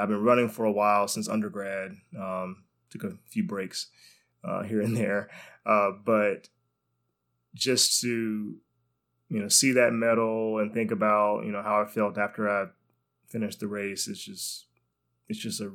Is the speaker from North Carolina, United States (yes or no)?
yes; Greensboro, North Carolina, United States; moved away; North Carolina, to Greensboro, which is actually my hometown